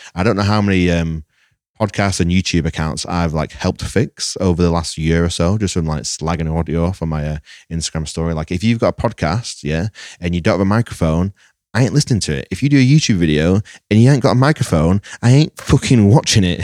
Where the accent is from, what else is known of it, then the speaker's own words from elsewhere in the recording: Lancaster, North West England, United Kingdom; I'm from Lancaster.